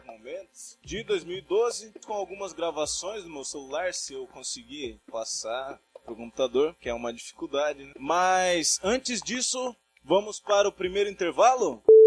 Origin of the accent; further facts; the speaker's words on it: São Paulo, Brazil; sou brasileiro, sou paulista, moro em Sete Barras